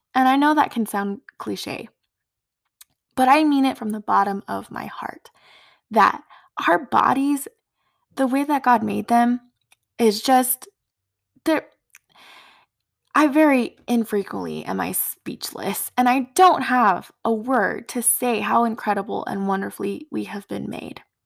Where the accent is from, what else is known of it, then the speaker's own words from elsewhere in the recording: Four Corners area of New Mexico, United States; now in West Texas, United States; I grew up in the Four Corners area of New Mexico